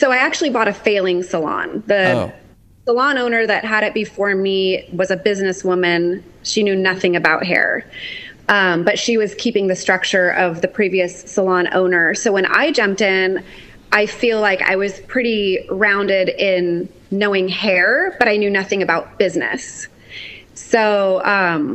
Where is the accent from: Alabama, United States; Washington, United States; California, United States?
Washington, United States; Tri-Cities; I'm from Tri-Cities, Washington. This is like small town